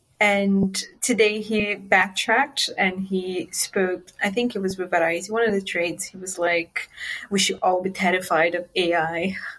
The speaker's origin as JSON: {"language": "English", "country": "Brazil", "moved": "yes", "lives_now": "United Kingdom", "said": "It was such a shock for me when I moved from Brazil into the UK and I realized that all the safeguarding that I had back home just didn't exist back here."}